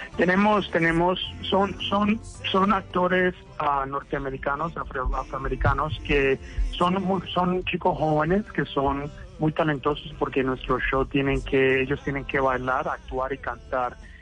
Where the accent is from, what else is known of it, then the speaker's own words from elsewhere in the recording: Cali, Valle del Cauca, Colombia; now in New York, United States; nacer en Cali, porque yo creo que en Cali todos nacemos a bailar